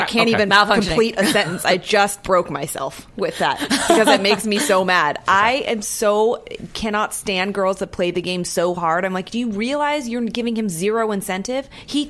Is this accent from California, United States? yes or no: yes; San Francisco, California, United States; also born or lived in New York; now in Los Angeles, United States; San Francisco, I'm from. I lived in New York and I live in LA.